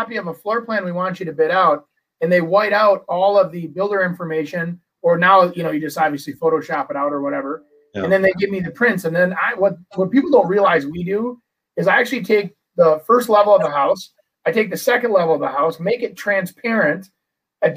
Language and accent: English; Brooklyn Park, Minnesota, United States; growing up in Brooklyn Park